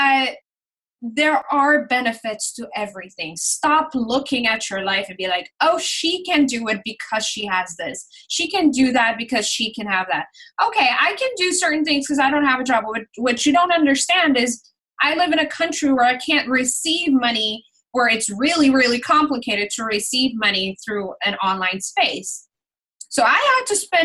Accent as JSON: {"language": "English", "country": "Curaçao", "first_language": "Papiamento", "second_language": "English", "said": "I'm from Curacao. It is a Dutch Caribbean island on the southern side of the Caribbean"}